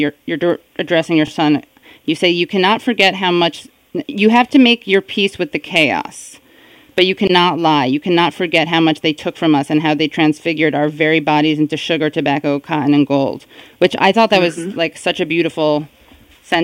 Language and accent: English; New York City, New York, United States; I am from the Upper West Side. Although, when I was growing up there